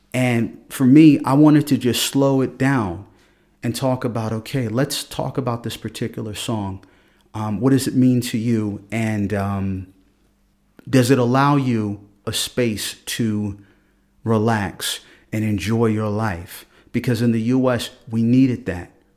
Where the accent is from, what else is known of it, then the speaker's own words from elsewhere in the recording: Philadelphia, Pennsylvania, United States; moved away as an adult; now in Freiburg, Germany; I grew up in Philadelphia